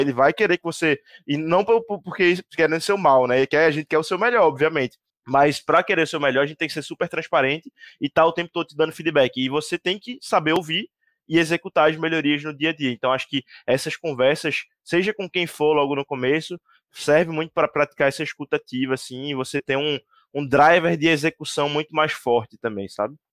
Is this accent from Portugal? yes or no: no; Recife, Pernambuco, Brazil; sou de Recife, não sou daqui